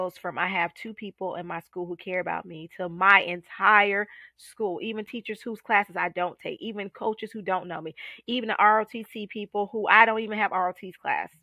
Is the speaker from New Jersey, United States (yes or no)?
no; Columbia, South Carolina, United States; now in Charlotte, United States; Columbia, South Carolina, my hometown.